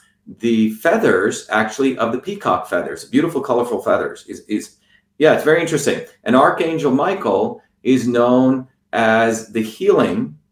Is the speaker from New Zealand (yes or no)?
no; India; moved away; growing up in India as a low caste, untouchable Indian